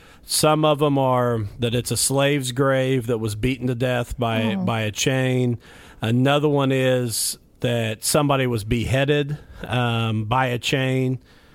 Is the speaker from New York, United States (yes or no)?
no; Mitchell, Indiana, United States; it has become a pretty famous place in my hometown, is called Whispers Estate.